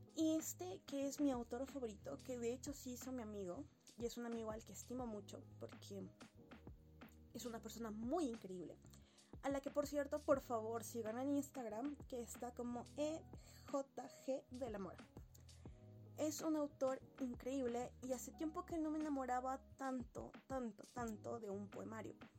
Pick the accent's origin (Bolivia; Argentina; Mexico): Bolivia; Sucre, Chuquisaca; yo soy boliviana y soy de la ciudad de Sucre